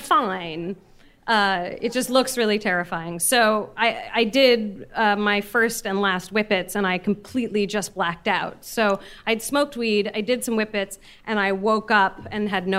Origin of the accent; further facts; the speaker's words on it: San Francisco, California, United States; I grew up in San Francisco and I went to an arts high school